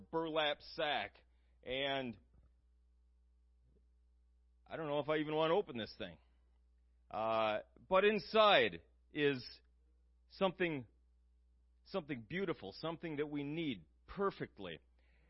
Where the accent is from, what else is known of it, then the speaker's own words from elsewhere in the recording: United States; us growing up in the United States, we're a very blessed people here in the United States.